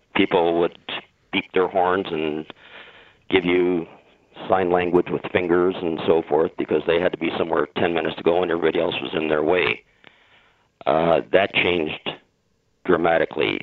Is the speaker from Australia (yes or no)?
no; Windsor, Ontario, Canada; I was born and raised in Windsor, which is outside of Detroit